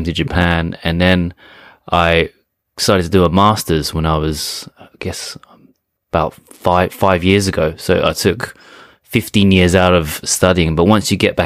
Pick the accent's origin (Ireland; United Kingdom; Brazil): United Kingdom; England